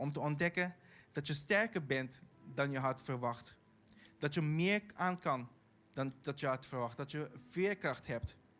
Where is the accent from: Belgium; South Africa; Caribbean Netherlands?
Caribbean Netherlands; accent: Caribbean Dutch; Dutch is a second language; now in The Hague, Netherlands; ik kom uit Bonaire